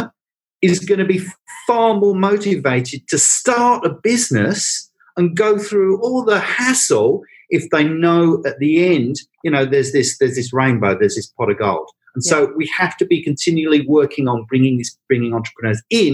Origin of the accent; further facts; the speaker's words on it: England, United Kingdom; accent: English (Pommy); now in Australia; as you can tell from my accent, I'm a POM.